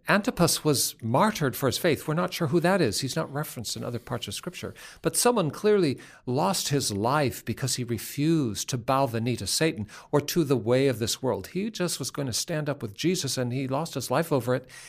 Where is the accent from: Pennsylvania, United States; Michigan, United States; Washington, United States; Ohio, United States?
Washington, United States; Seattle; I am from Seattle